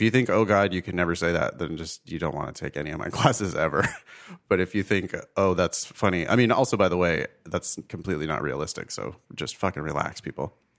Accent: Ripon, California, United States; moved away as an adult; now in Los Angeles, United States; the drive from L A to my hometown of Ripon

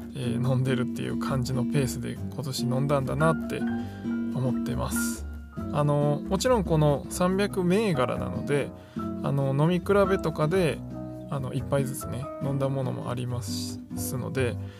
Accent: Osaka, Japan; 僕、大阪生まれなんで

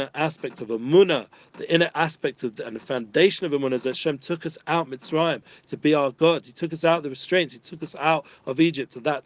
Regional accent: London, United Kingdom; growing up in North London

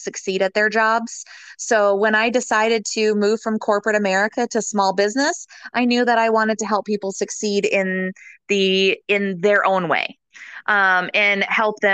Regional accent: Michigan, United States; now in Tampa, United States; I am originally from Michigan.

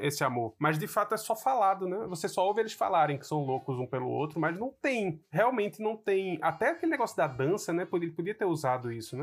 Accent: Brazil; moved away; não cresci num Brasil com essa discussão

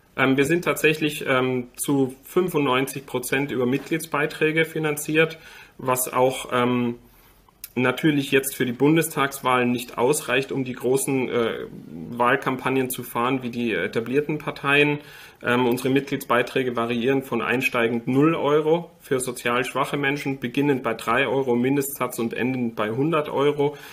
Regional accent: Austria; now in Germany; Ich war Österreicher bis vor sechs Wochen. Ich bin jetzt Deutscher eingebürgert

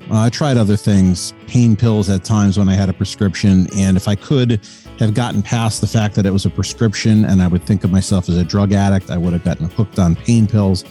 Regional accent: South Windsor, Connecticut, United States; I'm from South Windsor, Connecticut. It's just outside of Hartford. So I'm an East Coast guy

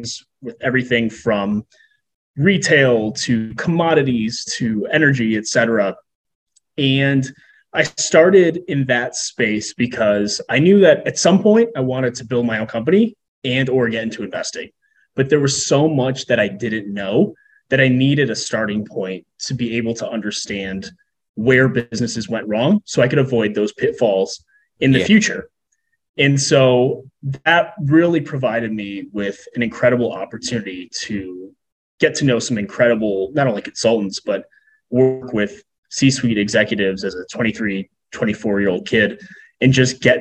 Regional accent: Chicago, Illinois, United States; also born or lived in Southern California; born and raised in the Chicagoland area with a 7-year detour in Southern California

